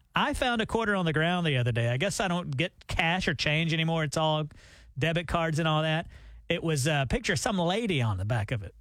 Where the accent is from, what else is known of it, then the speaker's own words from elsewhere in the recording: Alabama, United States; moved away as an adult; also born or lived in Nashville, Tennessee; We're from Alabama